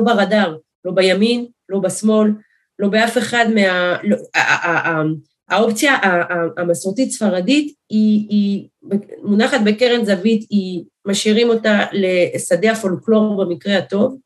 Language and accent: Hebrew; France; now in Eli, Israel; אנשים שאני גדלתי עליהם, עוד בצרפת, שם נולדתי